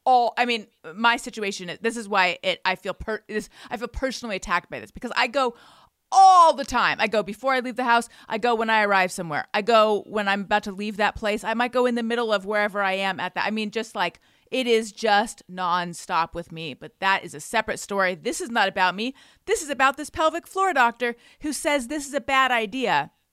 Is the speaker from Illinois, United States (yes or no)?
no; Orange County, California, United States; I'm from Orange County